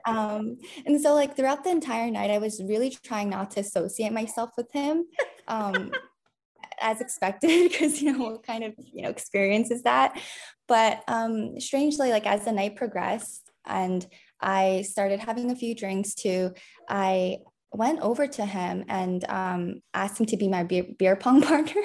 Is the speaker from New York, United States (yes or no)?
yes; New York, United States; I was born and raised in New York